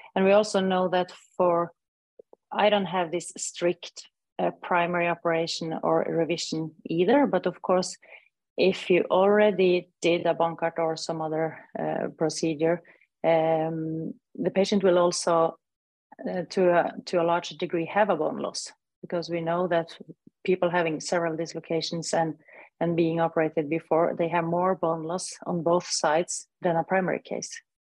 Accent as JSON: {"language": "English", "country": "Norway", "said": "I'm from Northern Europe, from Scandinavia, Norway"}